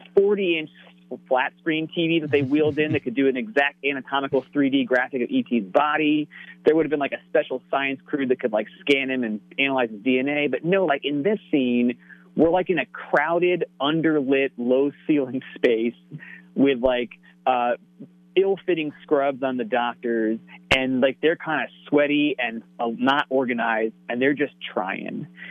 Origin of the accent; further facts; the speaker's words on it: Connecticut, United States; growing up in Connecticut